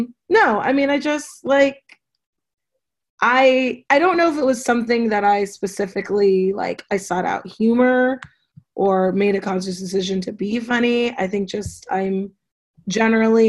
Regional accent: Los Angeles, California, United States; I grew up in Los Angeles

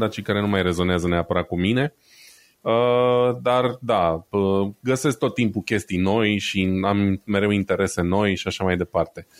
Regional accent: Brașov, Brașov County, Romania; eu sunt brașovean

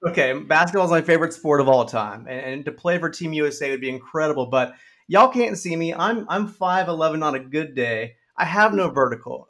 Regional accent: San Antonio, Texas, United States; I'm from San Antonio, Texas

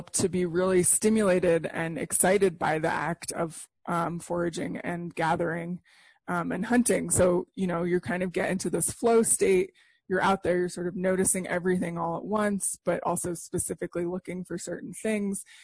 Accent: Santa Fe, New Mexico, United States; I grew up in Santa Fe, New Mexico

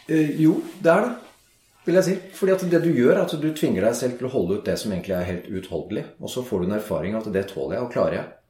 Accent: Norway; Vi er nordmenn

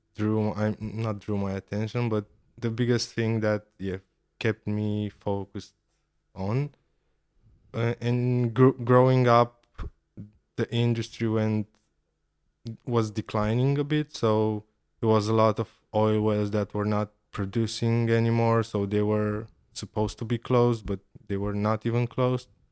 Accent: Ploiești, Prahova, Romania; I grew up in Ploiești, which is the oil and gas capital of Romania

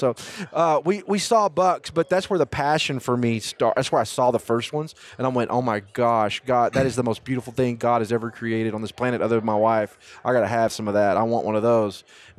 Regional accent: East Texas, United States; moved away; also born or lived in El Paso / New Mexico; I was not born and raised in mule deer country. I came from East Texas to El Paso.

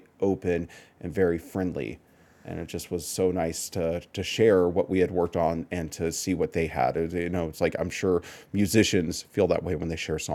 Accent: Texas, United States; I am from Texas

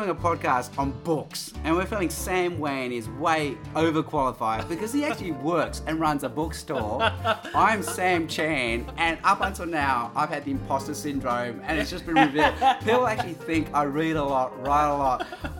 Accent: Australia; As an Asian Australian

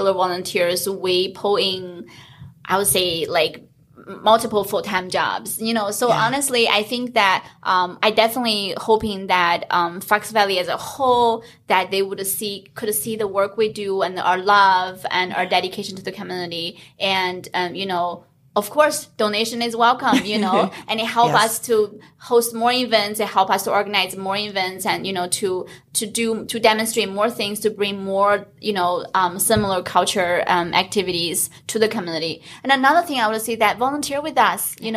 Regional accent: China; now in United States; being born and raised in China, as a little girl, like watching dragon dance on the holidays was like my favorite thing

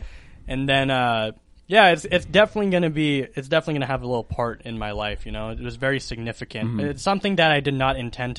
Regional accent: Watauga, Texas, United States; I'll be moving from my hometown in Watauga to Dallas for educational purposes.

